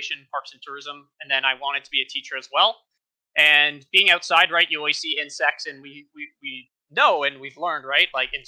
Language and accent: English; Ontario, Canada; I'm from Ontario, Canada